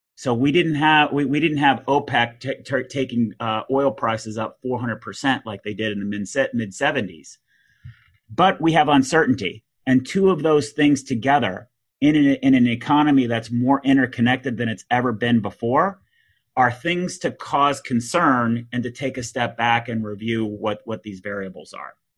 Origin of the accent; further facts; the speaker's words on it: Texas, United States; being a Texan